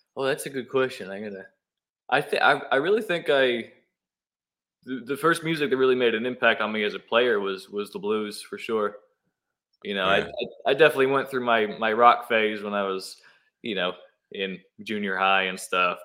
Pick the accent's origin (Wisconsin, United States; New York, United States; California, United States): New York, United States; Newburgh; moved away as an adult; also born or lived in Washingtonville, New York; now in Nashville, United States; I was born in Newburgh, went to high school in Washingtonville. I spent the first 20 years of my life uh, growing up in the Hudson Valley